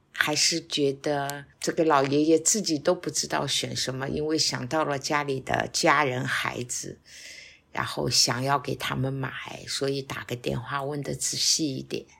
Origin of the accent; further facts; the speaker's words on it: Shanghai, China; moved away as an adult; now in Wuyishan, China; 身在上海，长在上海